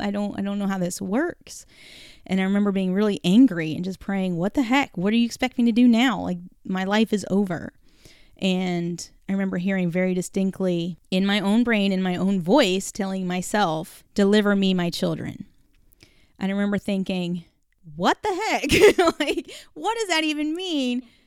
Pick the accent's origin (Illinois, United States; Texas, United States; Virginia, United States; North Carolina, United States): North Carolina, United States; also born or lived in California; when we moved to North Carolina from California, I was barely nine years old